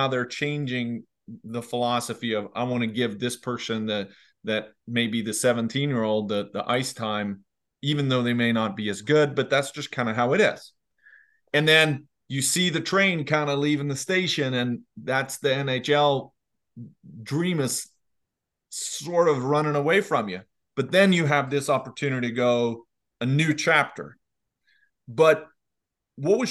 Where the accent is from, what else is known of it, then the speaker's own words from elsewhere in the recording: Leksand, Dalarna County, Sweden; I'm from Leksand, which is more in the central north